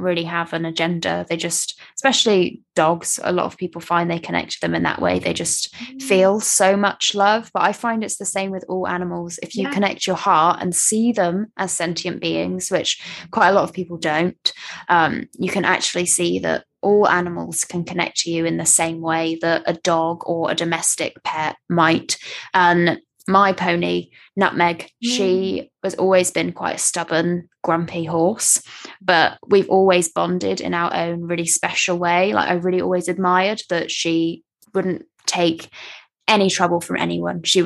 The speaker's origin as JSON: {"language": "English", "area": "West Country, Somerset", "region": "South West England", "country": "United Kingdom", "tie": "born or raised there", "said": "I grew up in the West Country"}